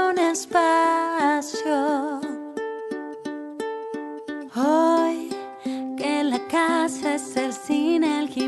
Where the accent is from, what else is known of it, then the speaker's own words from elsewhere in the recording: Mexico; soy cantautora mexicana